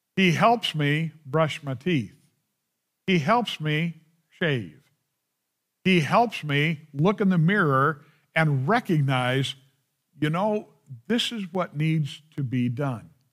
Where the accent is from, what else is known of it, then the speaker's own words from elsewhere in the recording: United States; I love being an American